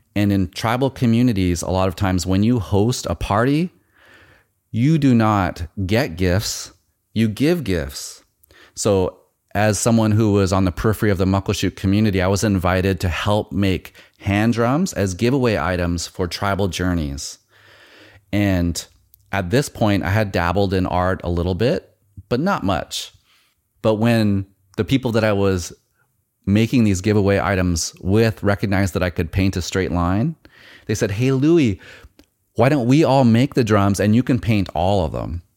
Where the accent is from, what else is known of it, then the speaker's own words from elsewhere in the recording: Nooksack, Washington, United States; I grew up in Nooksack, which is the in the foothills of Mount Baker